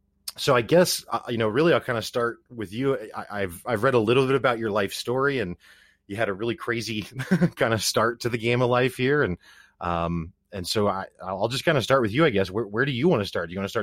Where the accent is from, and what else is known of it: Ozarks, Missouri, United States; born or raised there